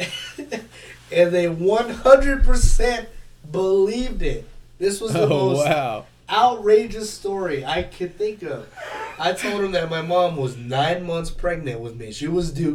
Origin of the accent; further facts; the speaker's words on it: Texas, United States; moved away as an adult; I'm from Texas